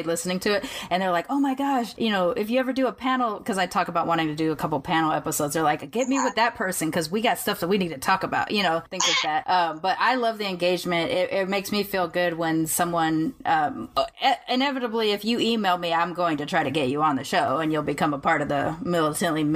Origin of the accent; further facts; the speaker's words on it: Long Beach, California, United States; I'm from Long Beach. I grew up in the hood